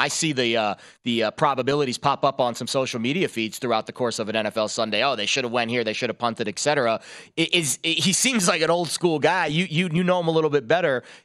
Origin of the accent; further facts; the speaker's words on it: New York, United States; growing up in New York as a Jets fan